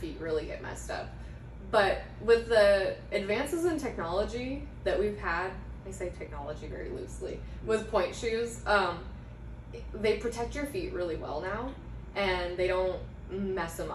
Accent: Forest Grove, Oregon, United States; I grew up in Forest Grove

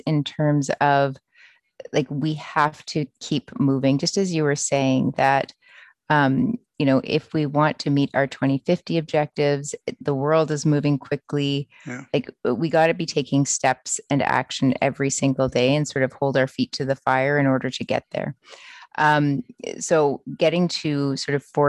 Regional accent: Port Credit, Ontario, Canada; moved away as an adult; also born or lived in Ottawa; I grew up in Port Credit, Ontario, which is about 2 hours south of where I am right now.

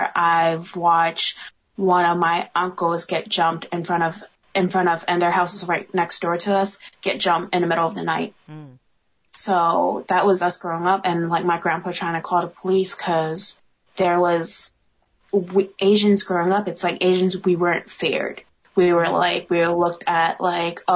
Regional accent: New York, United States; moved away; growing up in New York

